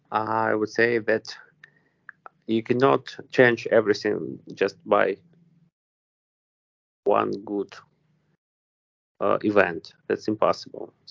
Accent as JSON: {"language": "English", "town": "Vinnytsia", "region": "Vinnytsia Oblast", "country": "Ukraine", "second_language": "English", "said": "So I am from Vinnytsia, as I said. Okay, it's like uh, central west part of Ukraine."}